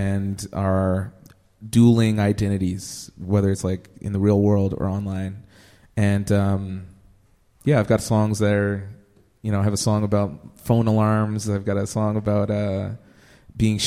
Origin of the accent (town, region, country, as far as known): Edmonton, Alberta, Canada; born or raised there